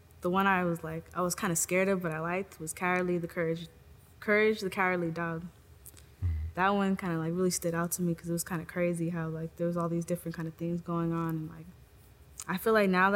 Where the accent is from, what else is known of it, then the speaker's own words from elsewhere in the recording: Oakland, California, United States; also born or lived in Union City, California; I grew up in Union City when I was a little kid, but then we moved to Oakland when we lost our house